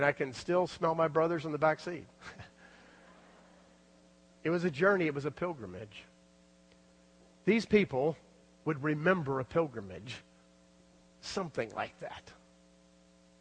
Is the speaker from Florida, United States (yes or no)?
yes; South Florida, United States; also born or lived in Louisville, Kentucky; I was raised in South Florida, but I was born in Louisville, Kentucky.